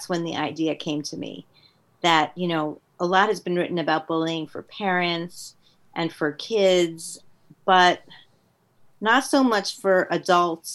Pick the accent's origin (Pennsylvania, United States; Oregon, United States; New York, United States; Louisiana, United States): New York, United States; Westchester; also born or lived in Queens, New York; I went to school in Westchester, New York